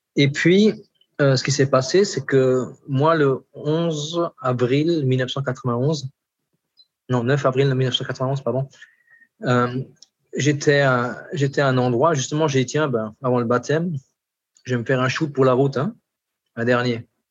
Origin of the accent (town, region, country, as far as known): Alsace, Grand Est, France; born or raised there; moved away as an adult; now in French Guiana